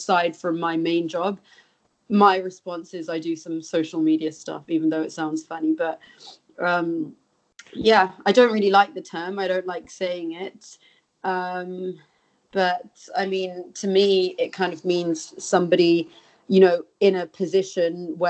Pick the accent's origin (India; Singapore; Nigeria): India; moved away as an adult; now in London, United Kingdom; At the age of 9, I moved to India. My dad had a posting there for 2 years. So I was there for 9 years.